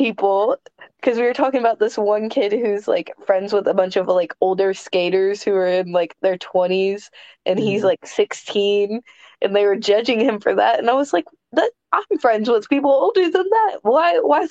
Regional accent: Kentucky, United States; my home state. I've never wrestled in Kentucky

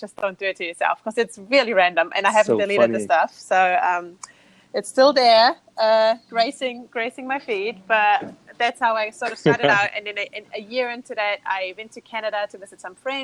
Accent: Austria; English is a second language; moved away as an adult; I'm from Austria in Europe, not Australia, Austria

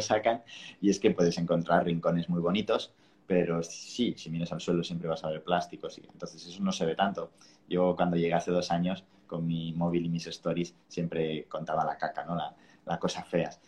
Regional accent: Spain; now in Bali, Indonesia; el inglés mal hablado que hablamos igual en España

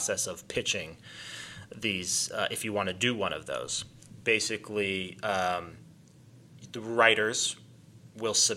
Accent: North Carolina, United States; I grew up in North Carolina. I grew up in the foothills of the Appalachian Mountains.

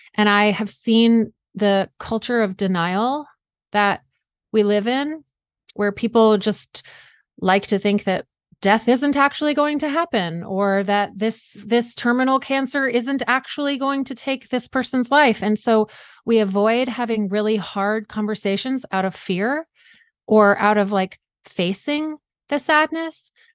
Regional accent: South Georgia, United States; moved away as an adult; also born or lived in Vermont / New York State / Washington State; now in Seattle area, United States; I grew up in South Georgia

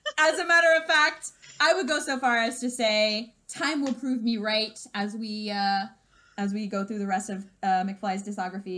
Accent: the Bible Belt, United States; in certain American subcultures, including the one that you and I were raised

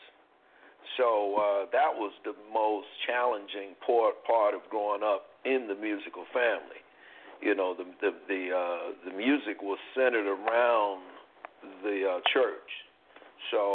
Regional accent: New York, United States; also born or lived in North Carolina; I'm originally from the South, from North Carolina, but I grew up in New York

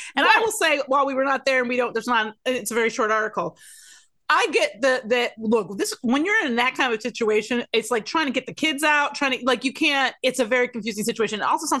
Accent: Detroit, Michigan, United States; I'm from Detroit.

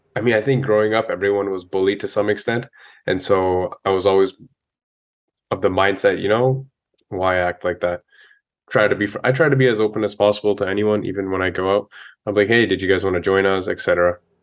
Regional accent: Brampton, Ontario, Canada; also born or lived in Ludhiana, Punjab, India / Carbondale, Illinois, United States; So I grew up in Brampton

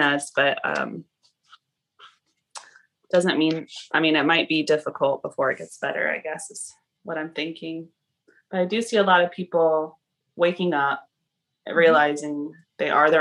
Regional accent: the South, United States; moved away as an adult; also born or lived in Costa Rica / Alaska / Canada; I was raised in the South

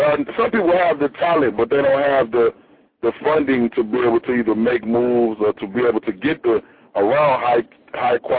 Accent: Chicago, Illinois, United States; I'm from the Midwest, Chi-Town, Chicago

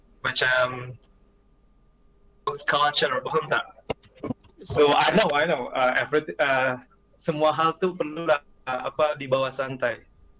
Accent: Indonesia; I'm from Indonesia.

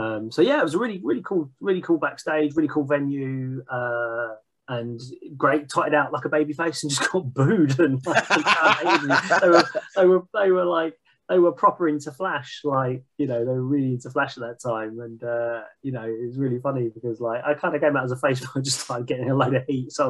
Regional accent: Hertfordshire, East of England, United Kingdom; I'm from Hertfordshire, which is, you know, just on the north of London

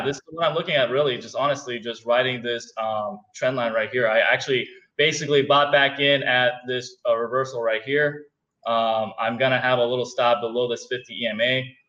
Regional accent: Houston, Texas, United States; So I'm from Houston.

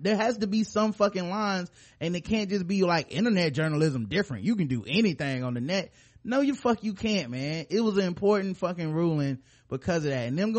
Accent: Florida, United States; I mean, I'm from Florida.

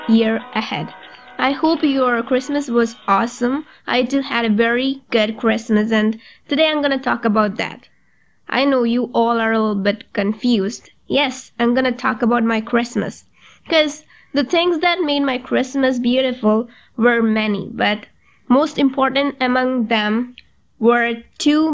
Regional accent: Malayalam-speaking, Kerala, India; first language Malayalam; English is a second language; Malayalam, that is in my native language

